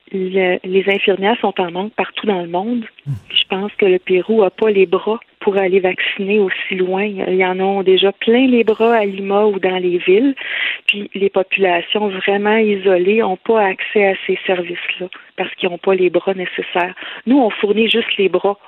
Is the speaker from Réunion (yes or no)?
no; Lanaudière, Quebec, Canada; un peu partout au Québec, mais on est surtout de la Naudière.